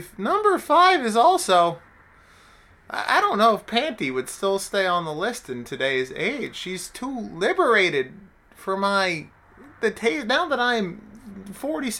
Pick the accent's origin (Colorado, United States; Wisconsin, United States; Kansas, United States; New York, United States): New York, United States; Long Island; we're from Long Island